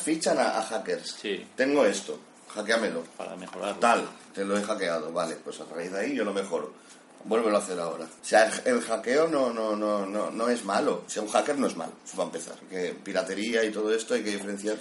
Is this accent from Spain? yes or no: yes; Cubelles, Catalonia, Spain; soy de Cubellas, Barcelona